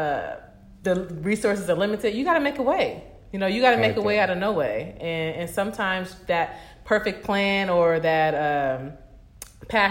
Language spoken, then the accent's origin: English; Los Angeles, California, United States; I was born and raised in the San Fernando Valley, Pacoima, California